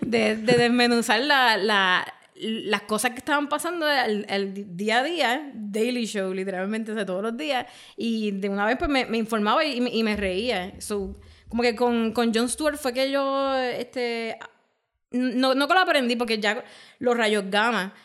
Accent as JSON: {"language": "Spanish", "country": "Puerto Rico", "said": "nosotros como puertorriqueños"}